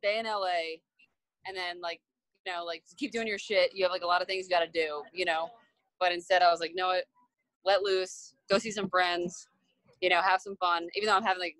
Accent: outside of Philadelphia, South New Jersey, United States; now in Los Angeles, United States; I'm from New Jersey

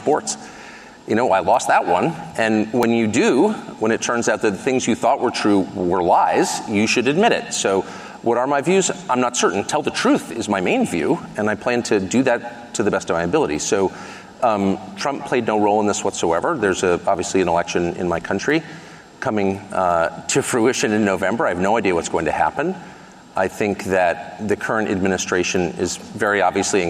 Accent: United States; the America that I grew up

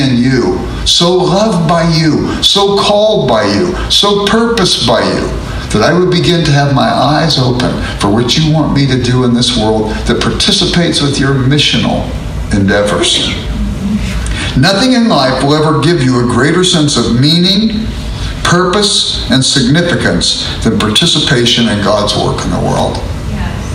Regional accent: Los Angeles, California, United States; I grew up in South Central Los Angeles

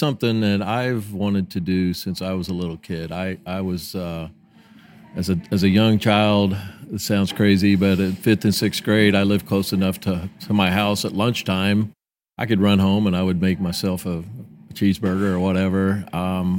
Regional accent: Vincennes, Indiana, United States; now in Evansville, United States; I grew up in Vincennes, Indiana

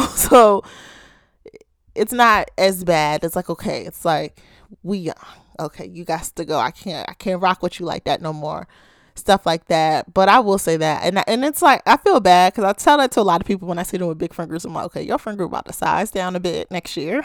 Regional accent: Baltimore, Maryland, United States

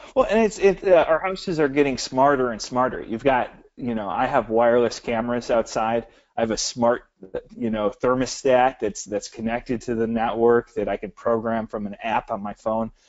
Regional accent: Michigan, United States; we're from Michigan.

